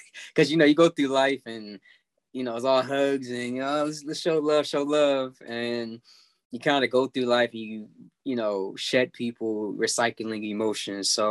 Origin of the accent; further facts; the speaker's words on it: Baltimore, Maryland, United States; Baltimore because, you know, that's my hometown